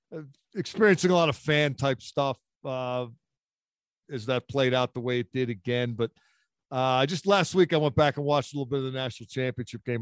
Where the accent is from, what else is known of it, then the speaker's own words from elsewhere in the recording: Philadelphia, Pennsylvania, United States; I grew up in Philadelphia